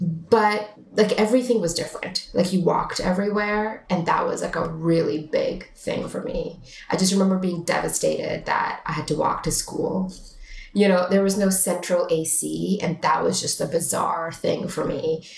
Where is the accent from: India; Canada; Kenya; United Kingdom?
Canada; Toronto, Ontario; now in United States; I mean, I loved growing up in Toronto.